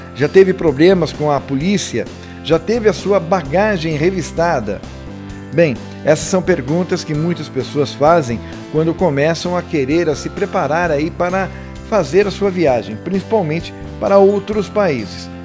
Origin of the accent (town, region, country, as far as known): Brazil